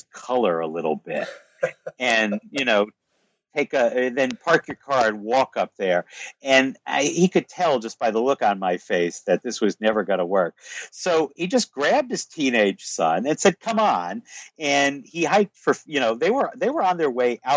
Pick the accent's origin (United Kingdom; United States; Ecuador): United States; I'm American